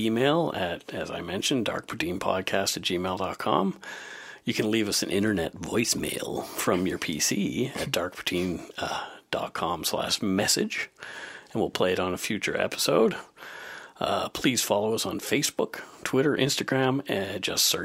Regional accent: Bridgewater, Nova Scotia, Canada; originally from my hometown in Bridgewater

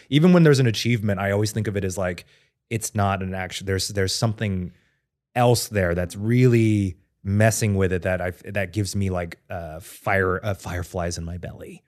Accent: Texas, United States; moved away; I've always thought about having a permanent residence in Texas near my hometown

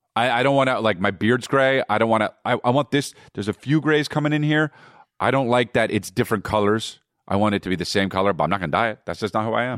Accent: United States; I'm American

